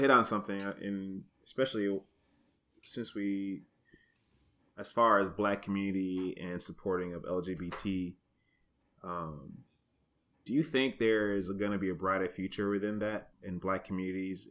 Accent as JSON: {"language": "English", "town": "Niles", "country": "United States", "tie": "born or raised there", "moved": "as an adult", "said": "my hometown of Niles"}